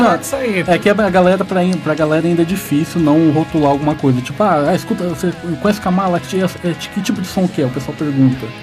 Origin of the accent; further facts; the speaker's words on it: Jacarezinho, Paraná, Brazil; Jacarezinho, da minha cidade